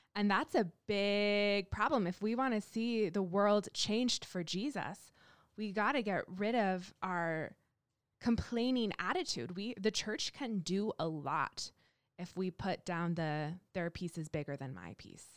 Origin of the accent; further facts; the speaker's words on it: Canada; moved away as an adult; also born or lived in Kansas City; now in Denver, United States; growing up in Canada, where we're obviously the nicest people